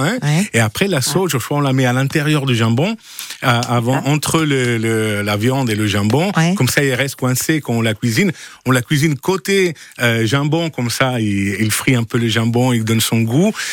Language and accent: French; Friuli-Venezia Giulia, Italy; French is a second language; moved away as an adult; now in Provence, France; je viens de Friuli, hein. c'est à côté Venise, hein, Friuli, Venezia, Giulia.